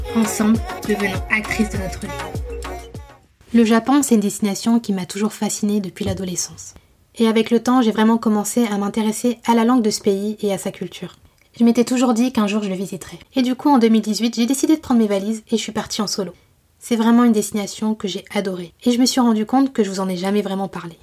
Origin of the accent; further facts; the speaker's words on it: Paris, Île-de-France, France; je venais de Paris